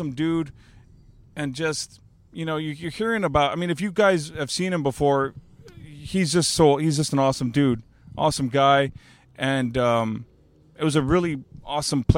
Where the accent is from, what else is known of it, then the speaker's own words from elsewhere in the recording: Alice, Texas, United States; now in San Antonio, United States; I grew up in Alice, Texas